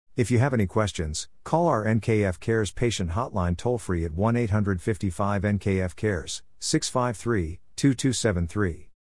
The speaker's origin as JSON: {"language": "English", "region": "New York", "country": "United States", "moved": "yes", "said": "I'm originally from New York"}